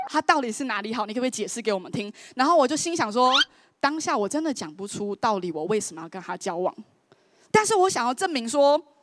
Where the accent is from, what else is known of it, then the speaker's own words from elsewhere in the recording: Taiwan; 就直接用N B A的方式打爆我们台湾人